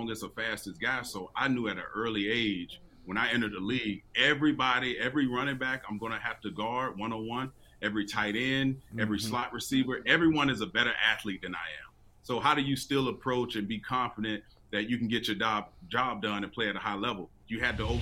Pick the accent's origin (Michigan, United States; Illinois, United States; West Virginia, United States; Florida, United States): Florida, United States; now in Washington, D.C. area, United States; I grew up in Florida